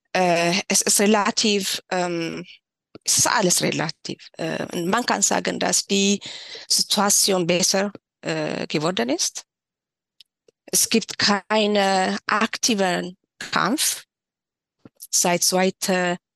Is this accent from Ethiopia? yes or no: yes; Tigray, Ethiopia; German is a second language; moved away as an adult; also born or lived in Shire; now in Erlangen, Germany; Ich bin in Tigray aufgewachsen.